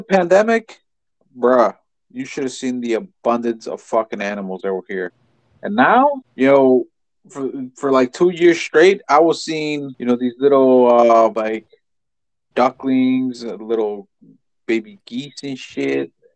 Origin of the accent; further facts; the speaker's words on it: United States; We're just American